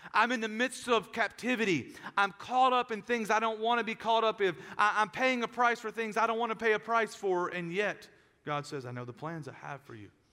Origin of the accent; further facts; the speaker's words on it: United States; as American Christians